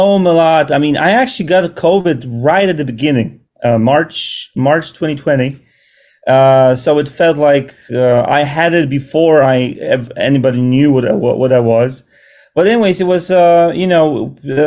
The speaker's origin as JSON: {"language": "English", "country": "Poland", "tie": "born or raised there", "moved": "yes", "lives_now": "New York City, United States", "said": "I'm from Poland and my wife as well"}